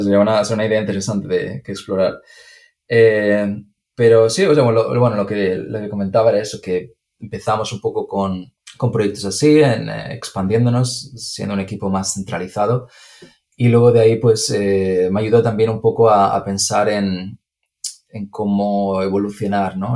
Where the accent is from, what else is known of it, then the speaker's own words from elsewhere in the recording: Spain; moved away as an adult; also born or lived in Madrid / Chicago; now in United States; yo obviamente por el acento ya lo puedes, decir y, porque ya hemos hablado, pero soy, soy de España